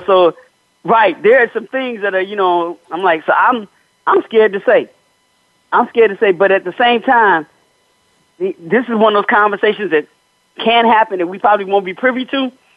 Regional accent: Chicago, Illinois, United States; I'm from Chicago.

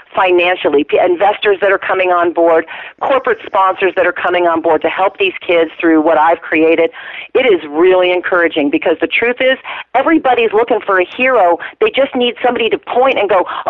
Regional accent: the farmlands of Virginia, United States; I was raised, by the way, in the farmlands of Virginia

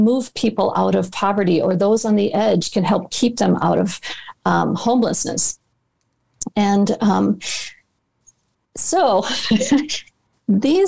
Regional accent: Minneapolis, Minnesota, United States; my hometown of Minneapolis

